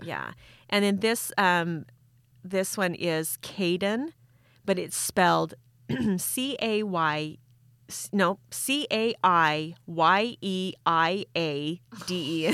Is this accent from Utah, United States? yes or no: yes; Utah, United States; I'm from Utah